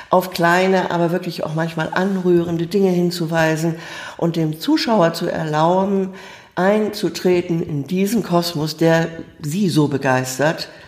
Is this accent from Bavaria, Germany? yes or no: no; Bremen, Germany; einfach aufgewachsen in Bremen, zur Schule gegangen, habe Abitur gemacht